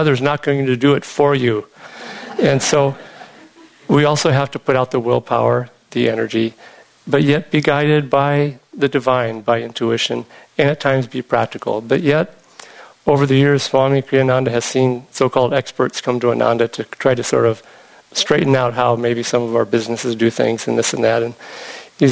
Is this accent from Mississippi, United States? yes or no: no; Illinois, United States; moved away; I was growing up in Illinois